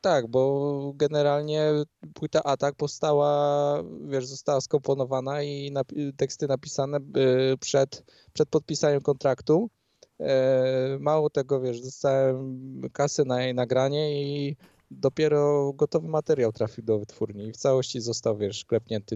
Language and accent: Polish; Skała, Lesser Poland, Poland; pochodzę spod krakowskiej ska skały, mamy 4000 mieszkańców